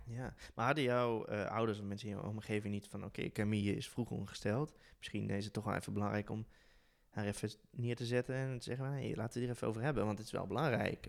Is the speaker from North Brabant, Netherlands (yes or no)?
yes; Tilburg, North Brabant, Netherlands; moved away; ik kom uit Brabant, oorspronkelijk, uit Tilburg